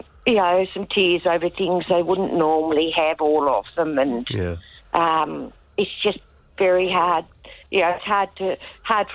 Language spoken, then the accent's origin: English; Hobart, Tasmania, Australia; I'm from Hobart, so I sort of drove up mid-September